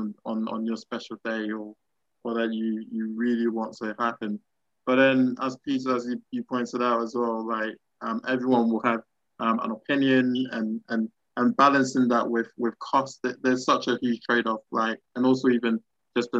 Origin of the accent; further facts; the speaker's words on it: Ghana; I'm Ghanaian